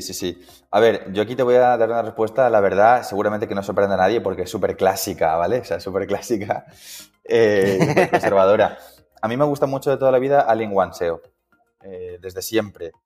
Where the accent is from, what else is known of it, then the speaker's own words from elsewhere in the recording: Coslada, Community of Madrid, Spain; vivo en Coslada, ¿vale? Dentro de Madrid, soy de Coslada